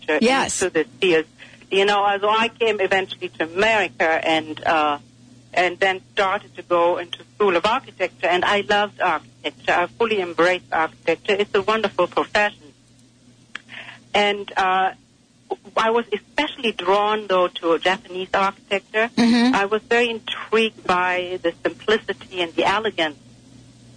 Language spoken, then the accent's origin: English; Germany; moved away; I grew up in Germany and I was living near the fields and the woods